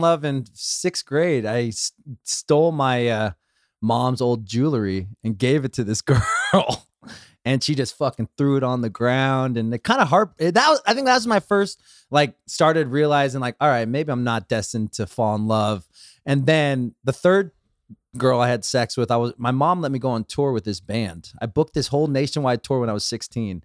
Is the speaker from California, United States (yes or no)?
yes; Los Angeles, California, United States; I grew up in the valley, I grew up in West Hills